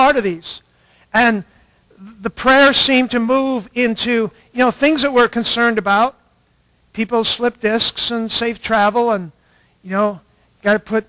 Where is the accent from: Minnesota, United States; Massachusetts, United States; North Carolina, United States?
Minnesota, United States; Stanchfield; In my church started in the 1860s, Stanchfield, Minnesota